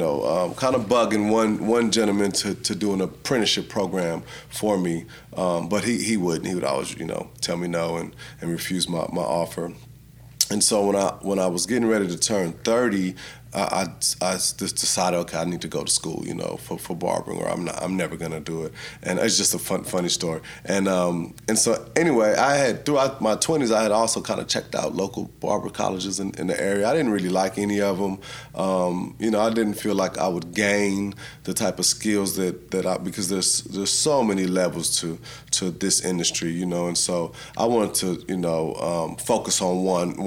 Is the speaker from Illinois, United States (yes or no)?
no; San Antonio, Texas, United States; originally from, you know, grew up in San Antonio